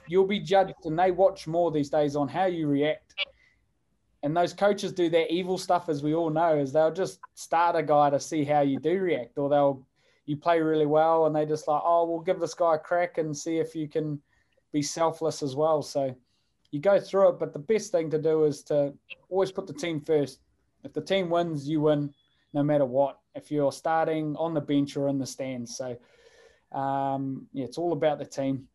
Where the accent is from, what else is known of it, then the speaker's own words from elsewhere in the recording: Hawke's Bay, New Zealand; I'm from the Hawke's Bay